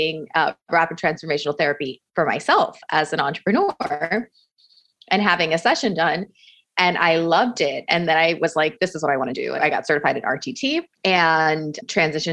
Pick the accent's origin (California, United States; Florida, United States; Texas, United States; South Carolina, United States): Florida, United States; Miami; I grew up Cuban American in Miami